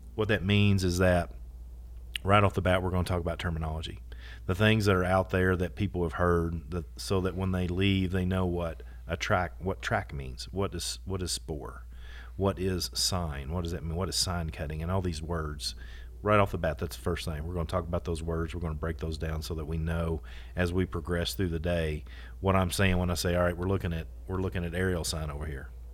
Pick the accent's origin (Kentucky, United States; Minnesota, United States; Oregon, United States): Kentucky, United States; history from my home, re-, literally my hometown, my backyard